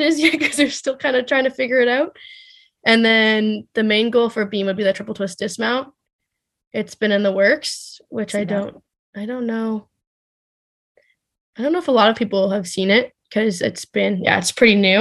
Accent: Saskatchewan, Canada; I'm from Saskatchewan, so it's good to see my family and good to see friends and people that I grew up

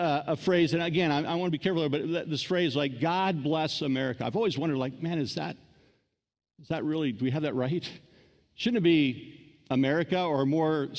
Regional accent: United States; I'm an American

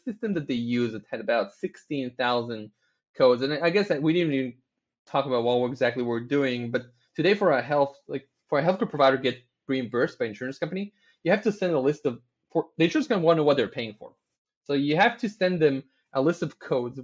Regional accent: Tel Aviv, Tel Aviv District, Israel; I was born in Tel Aviv, born, raised here, never moved anywhere else.

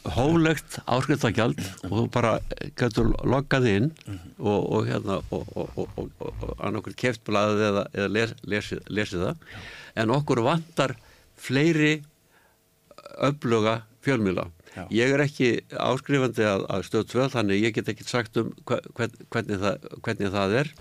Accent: Reykjavík, Capital Region, Iceland; ég var alveg upp á Eilskotunni hérna Eilskotu 30

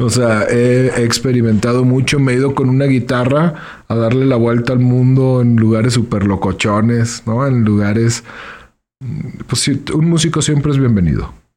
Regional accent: León, Guanajuato, Mexico; soy de León. Soy de León.

